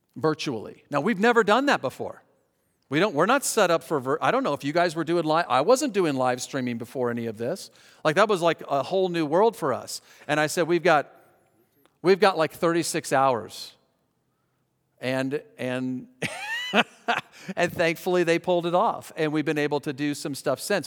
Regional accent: Colorado, United States; Christy and I grew up in Colorado

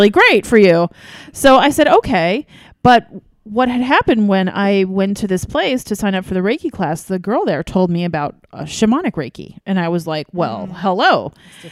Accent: New York, United States; I wasn't born and raised in New York

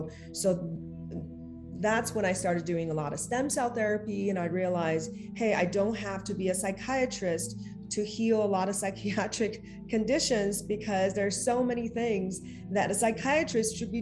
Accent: China; now in Los Angeles, United States; growing up in China

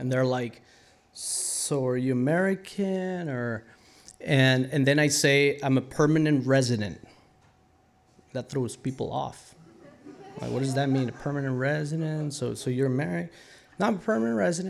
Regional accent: Costa Rica; moved away as an adult; now in United States; I was born and raised in Costa Rica.

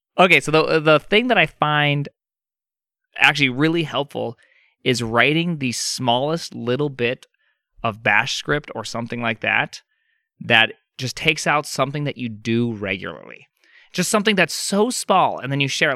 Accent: Montana, United States; I'm from Montana

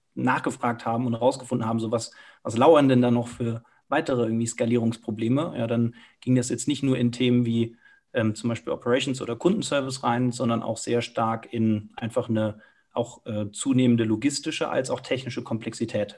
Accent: Cologne, North Rhine-Westphalia, Germany; moved away as an adult; now in Munich, Germany; bin selber gebürtiger Kölner

